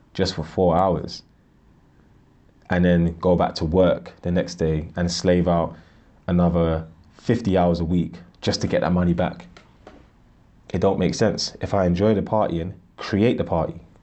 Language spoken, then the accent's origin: English; Ghana; I'm from Ghana